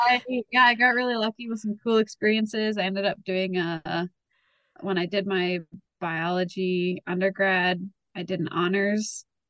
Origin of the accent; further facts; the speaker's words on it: Winnipeg, Manitoba, Canada; I was born and raised in Winnipeg